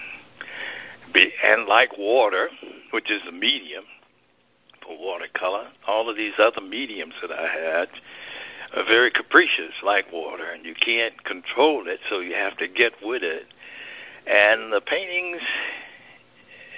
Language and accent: English; Birmingham, Alabama, United States; moved away; the Birmingham Museum of Art. That's my hometown